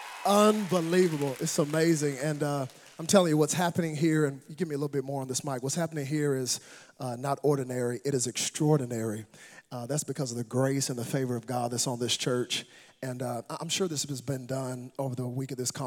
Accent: Dallas, Texas, United States; I do bring you greetings from Dallas, Texas. Now, I am a Texan

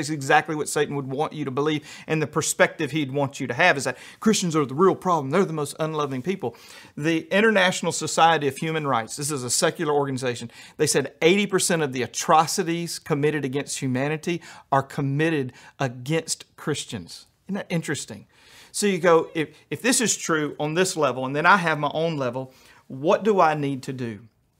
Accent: Louisiana, United States; also born or lived in New York City / Albuquerque; I grew up in Louisiana, and then I lived in New York City, and then I went to Albuquerque in the Southwest, and then I've been hanging out with rednecks for about 10 years.

